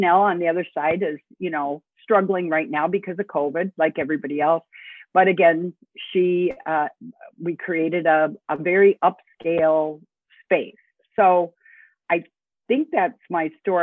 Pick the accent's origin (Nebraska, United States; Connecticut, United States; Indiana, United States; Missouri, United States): Nebraska, United States; Omaha; now in Elgin, United States; my hometown, Omaha, Nebraska.